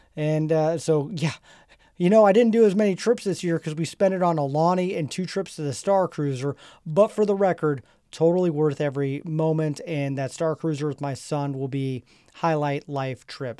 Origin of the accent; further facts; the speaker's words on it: Nebraska, United States; we're from Nebraska